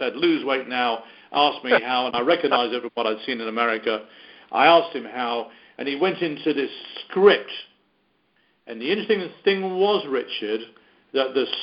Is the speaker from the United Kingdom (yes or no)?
yes; United Kingdom; accent: British; my British accent